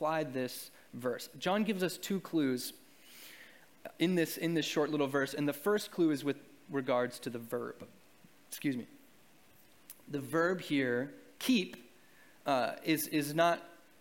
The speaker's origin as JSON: {"language": "English", "region": "New England", "country": "United States", "tie": "born or raised there", "also_born_or_lived": "Arkansas", "said": "I grew up in New England and I went to 3 years of college in Arkansas"}